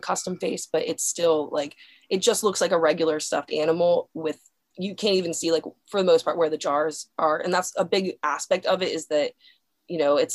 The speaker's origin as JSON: {"language": "English", "town": "Dillsburg", "region": "Pennsylvania", "country": "United States", "tie": "born or raised there", "moved": "yes", "said": "My hometown is called Dillsburg, Pennsylvania."}